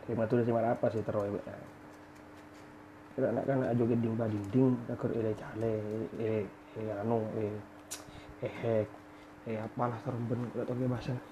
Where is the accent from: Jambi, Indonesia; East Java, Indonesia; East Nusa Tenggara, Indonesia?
East Java, Indonesia; aku ini Madura